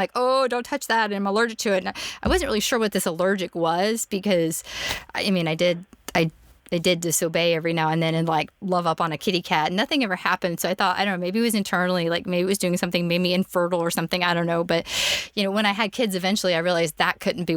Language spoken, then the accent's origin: English; Orlando, Florida, United States; moved away; also born or lived in Memphis; I grew up in Orlando, which, okay, Floridians like to say that we're Southerners, but we're not.